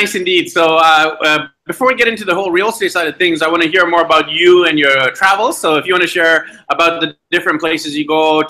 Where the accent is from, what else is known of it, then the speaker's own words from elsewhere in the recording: Vancouver, British Columbia, Canada; moved away; I'm from Vancouver, BC, Canada, but here we are in Medellin, Colombia, traveling around with with my wife and three kids